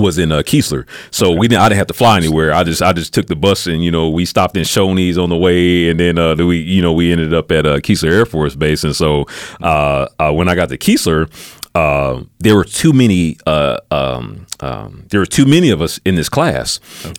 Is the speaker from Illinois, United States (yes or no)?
yes; Peoria, Illinois, United States; I'm from Peoria, Illinois, uh, so it's about uh, an hour and a half, two hours outside of Chicago